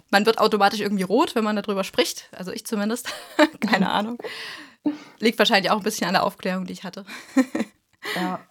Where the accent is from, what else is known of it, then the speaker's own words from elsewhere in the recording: East Germany, Germany; wir kommen ja aus dem Osten